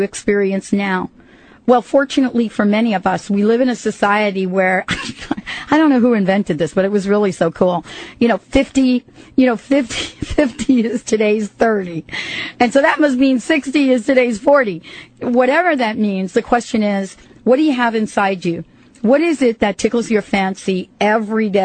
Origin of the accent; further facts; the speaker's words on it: New York City, New York, United States; moved away; also born or lived in New Jersey; I grew up in New York and New Jersey